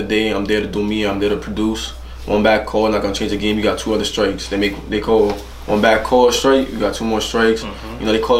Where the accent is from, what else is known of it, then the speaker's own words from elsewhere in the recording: United States; I was born in the United States